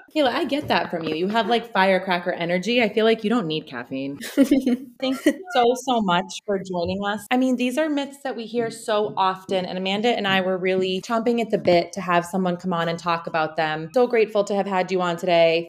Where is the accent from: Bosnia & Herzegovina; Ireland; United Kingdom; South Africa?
Bosnia & Herzegovina; Sarajevo, Federation of Bosnia and Herzegovina; moved away; also born or lived in United States; I'm from I'm Bosnian. I'm from Sarajevo